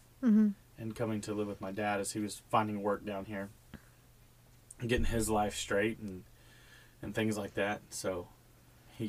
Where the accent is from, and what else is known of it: Texas, United States; born or raised there; also born or lived in Hobbs, New Mexico